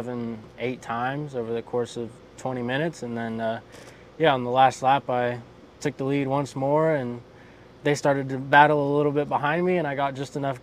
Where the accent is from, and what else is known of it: Florida, United States